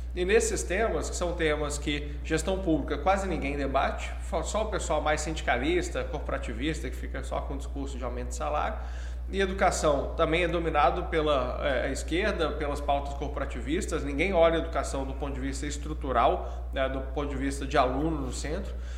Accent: Belo Horizonte, Minas Gerais, Brazil; moved away as an adult; also born or lived in Curitiba / São Paulo; eu sou de BH, né? É, estudei lá até o fim do do ensino médio

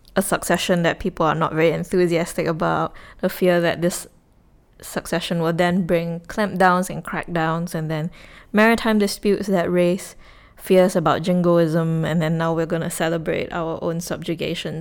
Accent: Singapore; this is where I grew up, this is where family is

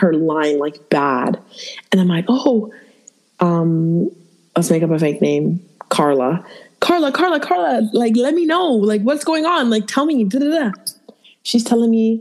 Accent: Toronto, Ontario, Canada; moved away; So I grew up in Toronto.

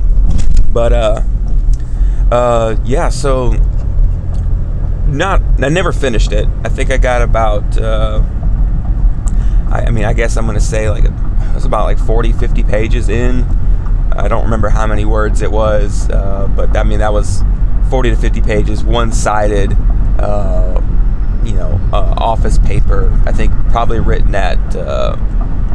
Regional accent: Savannah, Georgia, United States; a boy growing up in Savannah, Georgia

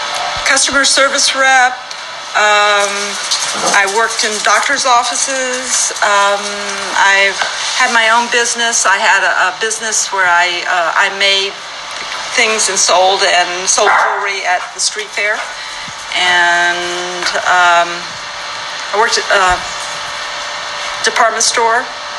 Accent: Toccoa, Georgia, United States; born there; I was born in Toccoa, Georgia. That's T-O-C-C-O-A. It's Northeast Georgia, 1952.

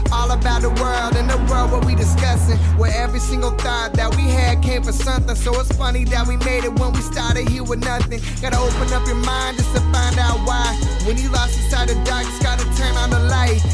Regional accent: Mount Kisco, New York, United States; moved away as an adult; also born or lived in North Carolina; now in Austin, United States; Originally from Mount Kisco, New York

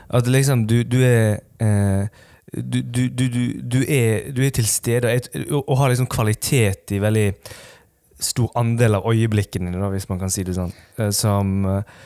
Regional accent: Western Norway, Norway; Vi er jo vi er stolte vestlendinger. Ja. Iallfall jeg. er Veldig stolt vestlending

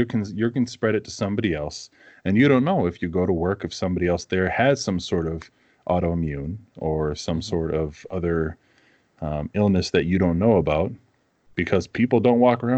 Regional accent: East Coast, United States; now in Minnesota, United States; Growing up on the East Coast

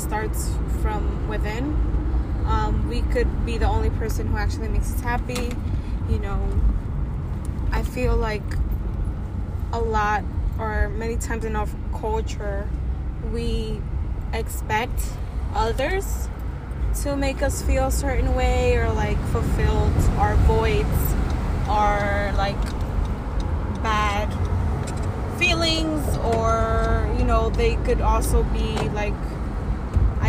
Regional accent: New York City, New York, United States; I'm a young, proud, first-generation Latina, born and raised in Washington Heights.

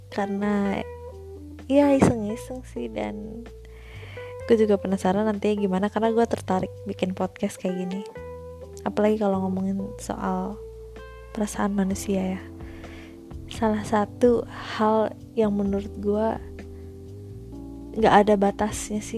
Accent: Cibubur, West Java, Indonesia; also born or lived in Bekasi; lahir di Bekasi tapi gue bukan anak Bekasi karena gue lahirnya di ping lahirnya gue tinggalnya di pinggiran Bogor gitu Kabupaten Bogor masuk masuknya daerah Cibubur

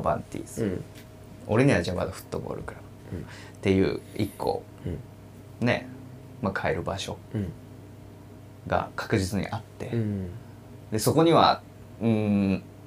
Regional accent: Yachiyo, Chiba, Japan; now in Tokyo, Japan; 俺は地元は千葉の八千代ってとこなんだけど、はいそこから東京

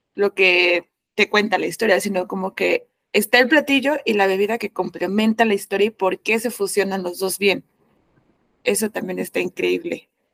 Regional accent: Mexico; como mexicana

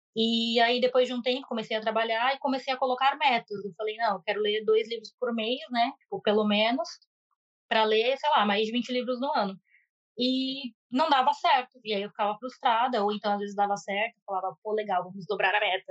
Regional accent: Brazil; moved away as an adult; now in Japan; eu sou brasileira descendente de japoneses

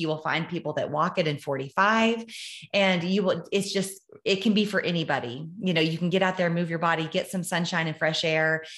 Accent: Amarillo, Texas, United States; I was born in Amarillo, Texas

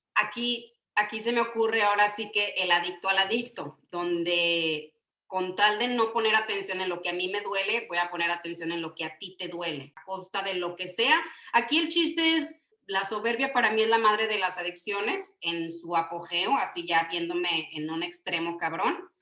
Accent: Yucatán, Mexico; somos chaparritos, somos yucatecos

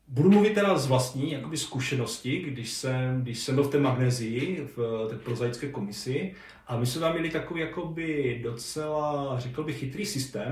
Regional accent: near Orlová, Moravian-Silesian Region, Czechia; nedaleko třeba mého rodiště

